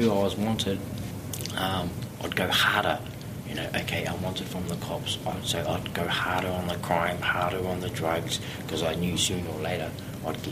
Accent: Auckland, New Zealand; I grew up in Otara

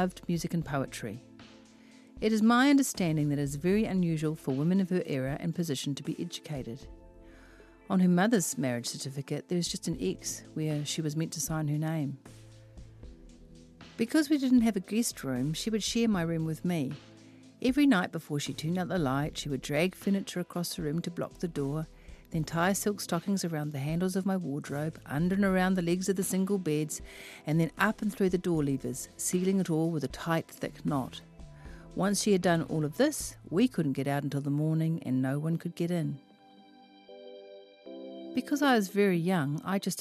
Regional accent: Auckland, New Zealand; I am from West Auckland

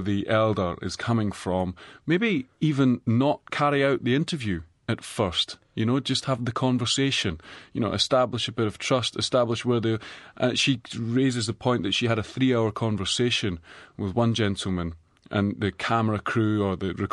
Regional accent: Edinburgh, Scotland, United Kingdom; now in New Zealand; I'm from Edinburgh.

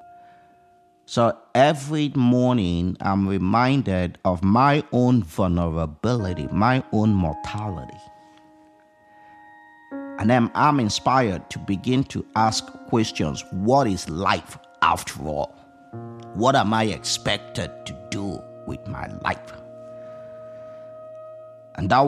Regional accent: Nigeria; now in United States; I did not grow up in the United States of America. I grew up in Nigeria

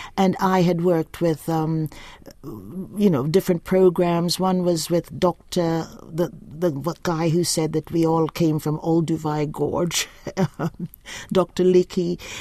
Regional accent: Mackenzie, Upper Demerara-Berbice, Guyana; now in New Zealand; I was born in the black section of a hospital in my little village of Mackenzie, and it's a bauxite town

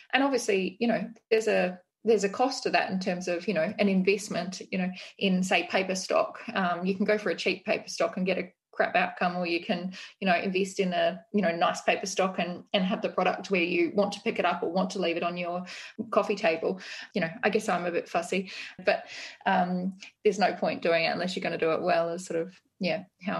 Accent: Australia; now in New Zealand; I still don't quite understand about New Zealand culture, being an Australian.

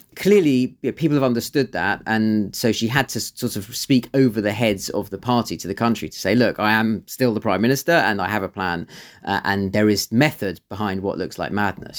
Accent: London, United Kingdom; I don't live, live in North London, but I grew up in North London

